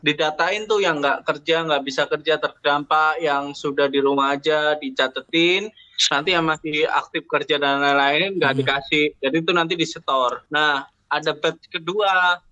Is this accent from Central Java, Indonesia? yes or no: no; Surabaya, East Java, Indonesia; Kita warga Surabaya